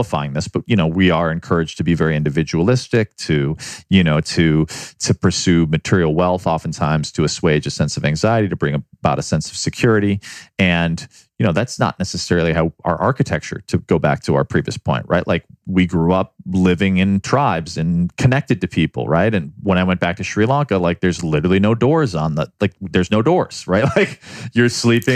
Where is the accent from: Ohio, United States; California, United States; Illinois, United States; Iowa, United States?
Illinois, United States; Chicago; also born or lived in New York City; now in Los Angeles, United States; I grew up in Chicago